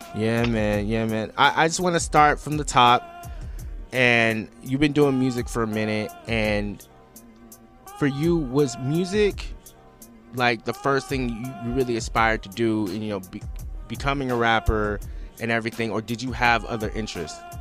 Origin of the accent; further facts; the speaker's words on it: West Coast, United States; I'm a guy from the West Coast